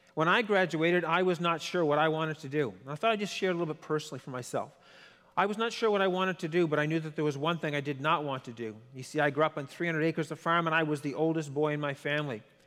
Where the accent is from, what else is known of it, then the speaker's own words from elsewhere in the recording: Quebec, Canada; I don't speak French, but I'm from Quebec